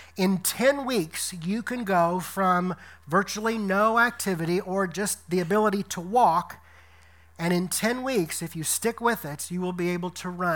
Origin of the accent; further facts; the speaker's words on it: Decatur, Illinois, United States; moved away as an adult; also born or lived in Louisiana / Tennessee / Detroit, Michigan; coming back here to my hometown of Decatur, Illinois